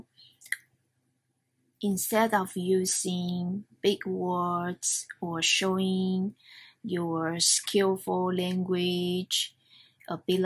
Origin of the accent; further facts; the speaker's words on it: Taiwan; English is a second language; moved away as an adult; now in Japan; I come from Taiwan.